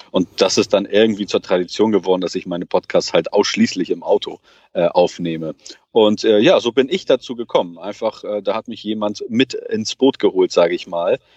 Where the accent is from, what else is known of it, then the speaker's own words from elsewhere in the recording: Portugal; Also ich selber bin Portugiese